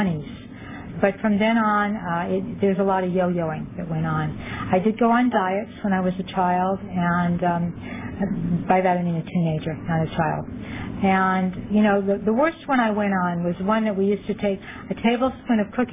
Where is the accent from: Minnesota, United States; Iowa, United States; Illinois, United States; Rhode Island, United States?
Rhode Island, United States; moved away as an adult; also born or lived in Fallon, Nevada; now in Los Angeles County, United States; We moved from Rhode Island, which is where I'm from, to the West Coast